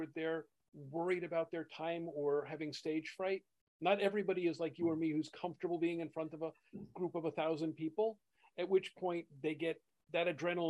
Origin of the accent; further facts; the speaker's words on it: New York, United States; As a New Yorker myself